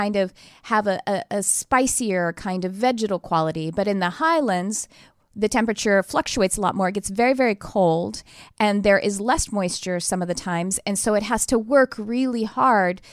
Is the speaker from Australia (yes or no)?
no; Texas, United States; now in California, United States; I'm actually originally from Texas